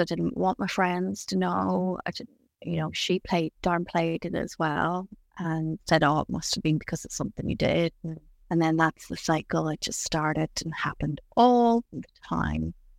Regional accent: County Tyrone, Northern Ireland, United Kingdom; I grew up in Ireland, in a little county called Tyrone.

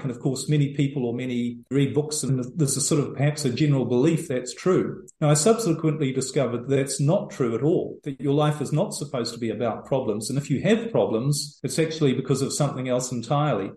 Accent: New Zealand; moved away as an adult; also born or lived in Europe; now in El Salvador; I'm originally from New Zealand

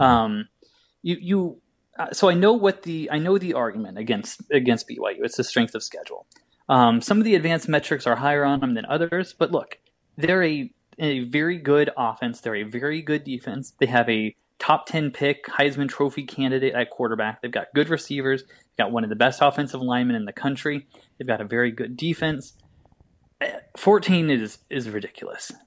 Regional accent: Indiana, United States; We're all from Indiana

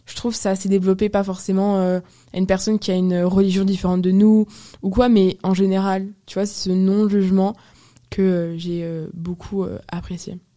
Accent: Apulia, Italy; je viens des Pouilles, donc vraiment du talon de la botte

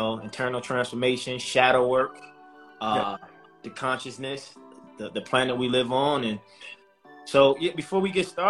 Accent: Baltimore, Maryland, United States; I come from Baltimore City, tough background, you know, men in my family sold endless drugs, people were getting murdered and killed in the neighborhood, but that was my norm.

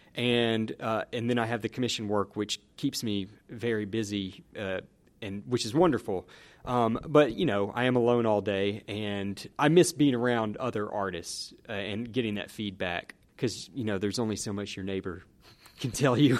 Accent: Newton, Mississippi, United States; also born or lived in Ohio; I grew up in Newton, Mississippi

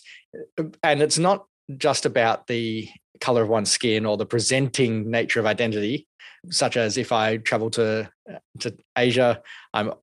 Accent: Australia; from my perspective as an Australian, as an Asian, with a Anglo name

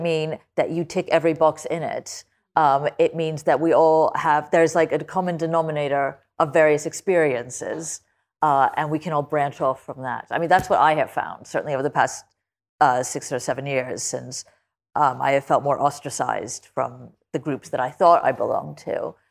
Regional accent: United States; I say this as an American

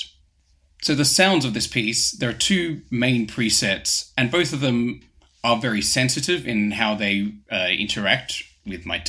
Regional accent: Australia; moved away as an adult; now in London, United Kingdom; I'm originally from Australia, but I've lived in London for the last 15 years

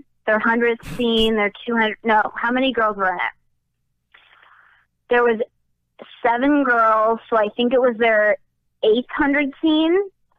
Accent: San Diego, California, United States; the fair where I grew up in San Diego.

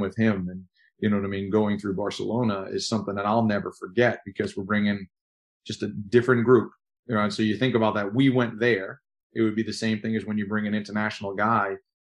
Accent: Long Island, New York, United States; I'm a kid from New York, Long Island, and I just know New York, Long Island type stuff.

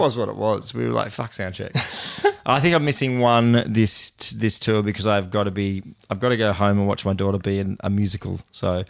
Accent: Port Macquarie, New South Wales, Australia; my hometown, Port Macquarie

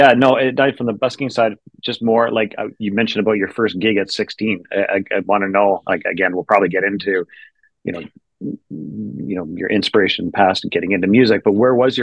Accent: Durham Region, Ontario, Canada; I was like around the same age, maybe 16, maybe early 17. And it was just like, I grew up out in Durham.

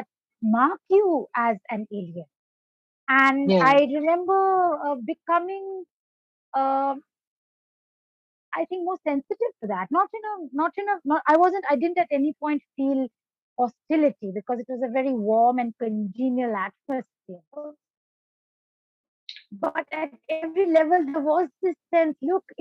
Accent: Darjeeling, West Bengal, India; also born or lived in Ethiopia; when I was growing up in Darjeeling, I did grow up as, for many years, the only girl in an all-boys residential school

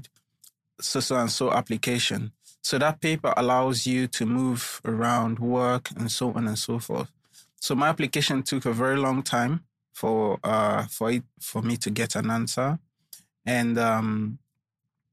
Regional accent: Nigeria; also born or lived in London, United Kingdom; I'm a Nigerian. Nigeria is a big place

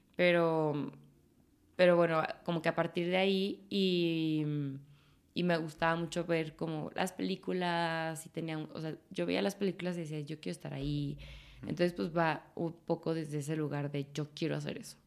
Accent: Guadalajara, Jalisco, Mexico; also born or lived in Paris; Soy muy orgullosamente tapatía.

